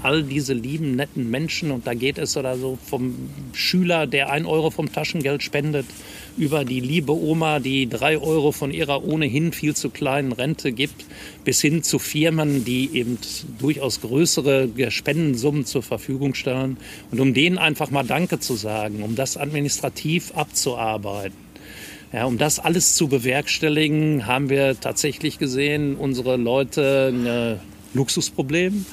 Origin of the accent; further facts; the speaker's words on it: Bochum, North Rhine-Westphalia, Germany; also born or lived in Regensburg; ich bin gebürtiger Bochumer